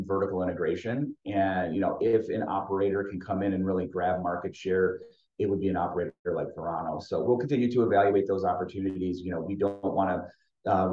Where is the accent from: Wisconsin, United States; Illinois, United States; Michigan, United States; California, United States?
Michigan, United States; I'm from Michigan. I'm a homer for the state